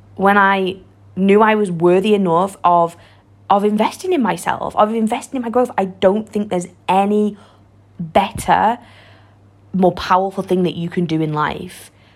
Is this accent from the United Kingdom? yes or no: yes; Warrington, North West England, United Kingdom; I'm from Warrington, a little small town in north of England